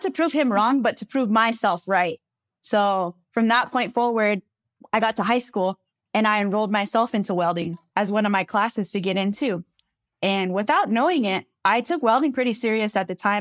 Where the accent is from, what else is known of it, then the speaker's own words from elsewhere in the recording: Sawmill, Arizona, United States; I grew up on the Navajo Reservation from a place called Sawmill, Arizona.